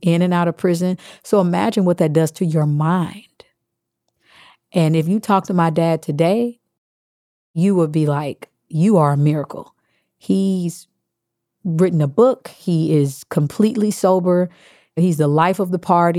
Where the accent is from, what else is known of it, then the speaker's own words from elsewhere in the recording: Kansas, United States; being Baptist, growing up in Kansas